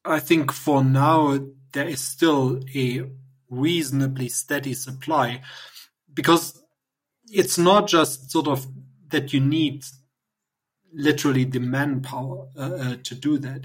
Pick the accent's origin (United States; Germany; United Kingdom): Germany; East Germany; moved away; I grew up in in East Germany